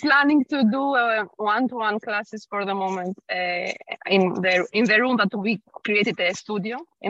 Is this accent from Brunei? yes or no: no; Greece; now in Luxembourg; In fact, I'm in Greece because I come from Greece.